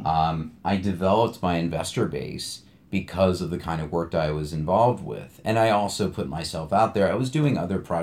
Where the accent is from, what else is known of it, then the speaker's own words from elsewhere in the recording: New York, United States; I was born and raised in New York